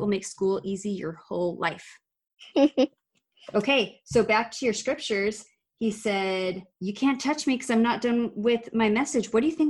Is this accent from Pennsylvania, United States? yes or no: no; Arizona, United States; moved away; my home state of Arizona.